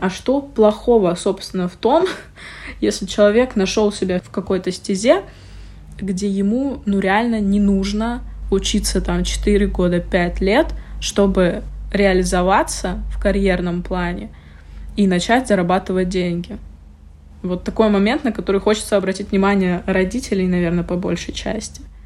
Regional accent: Murmansk, Murmansk Oblast, Russia; мы все из Мурманска

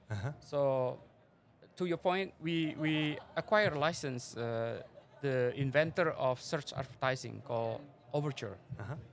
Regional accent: Semarang, Central Java, Indonesia; moved away as an adult; also born or lived in Jakarta / San Jose, California; in a city called Semarang. It's in Central Java, and then I went to Jakarta, and then spent my youth there and studied computer science in San Jose State university.

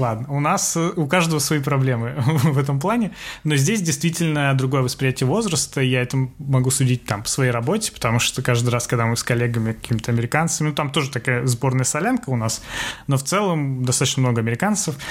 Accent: Russia; moved away as an adult; now in New York, United States

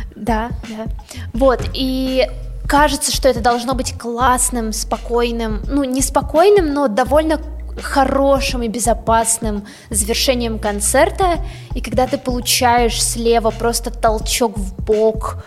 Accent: Russia; мы из России

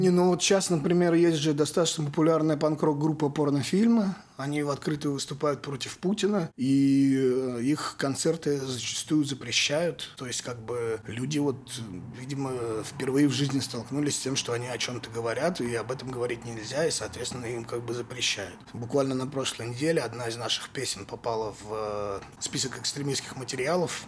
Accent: Saint Petersburg, Russia; also born or lived in Vologda Oblast; я родился в Вологодской области, но это было там, потому что папу отправили в командировку там на два года. Соответственно, я там родился, прожил, может, пару месяцев и всю жизнь живу в Питере.

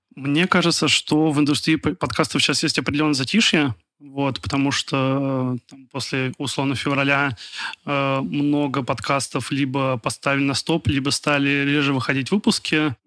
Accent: Kaliningrad, Kaliningrad Oblast, Russia; я из Калининграда

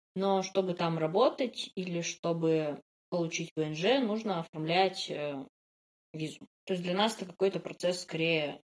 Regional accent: Yekaterinburg, Sverdlovsk Oblast, Russia; Я из Екатеринбурга

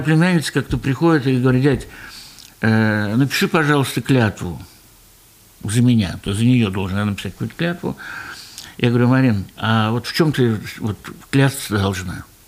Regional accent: Ufa, Bashkortostan, Russia; мы вот из Башкирии, из Уфы

